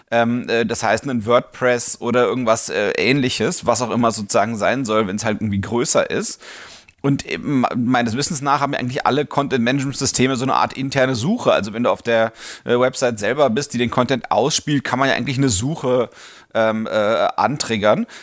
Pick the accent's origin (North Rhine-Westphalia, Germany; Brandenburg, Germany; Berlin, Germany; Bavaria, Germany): Berlin, Germany; Das bin ich. Ähm, ich bin aus Berlin, Online-Marketer und habe Spaß an Kniffligem.